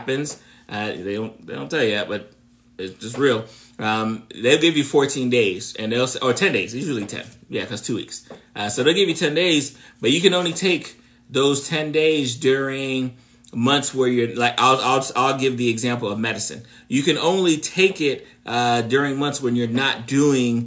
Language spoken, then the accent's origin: English; South Florida, United States; I'm from South Florida, born and raised in South Florida